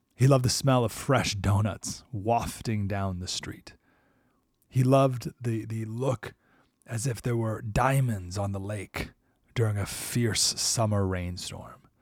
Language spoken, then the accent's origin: English; Skaneateles, New York, United States; moved away; my hometown, Skinny Atlas, New York